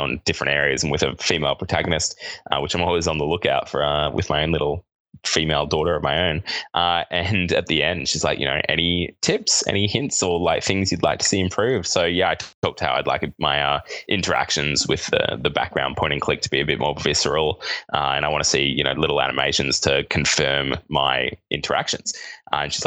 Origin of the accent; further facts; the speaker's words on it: Australia; accent: Australian; It's my Australian accent